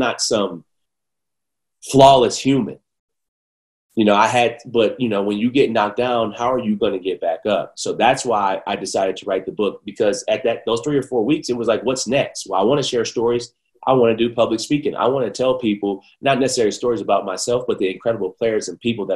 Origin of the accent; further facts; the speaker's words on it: Bloomfield Hills, Michigan, United States; I come from Bloomfield Hills, which is the suburbs of Detroit